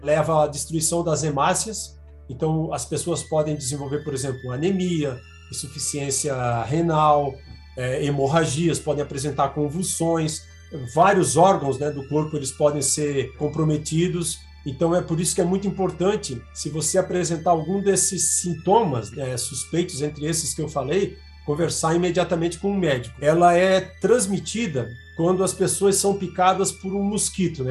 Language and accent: Portuguese; Balneário Camboriú, Santa Catarina, Brazil; moved away as an adult; also born or lived in Florianópolis; now in Campinas, Brazil; Eu sou nascido em Balneário Camboriú, Santa Catarina